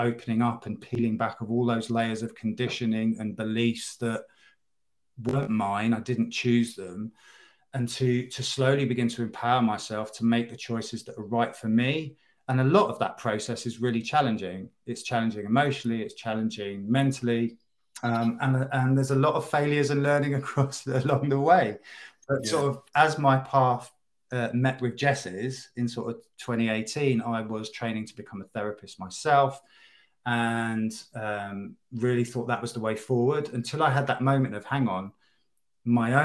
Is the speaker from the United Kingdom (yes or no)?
yes; in and around London, United Kingdom; moved away as an adult; also born or lived in the Midlands; moving away from where I was brought up in and around London and to the Midlands to join a band